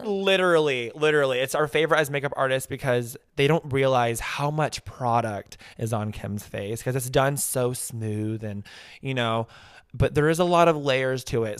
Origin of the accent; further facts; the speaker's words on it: Kansas City, United States; moved away; I'm actually from the Midwest. I'm from Kansas City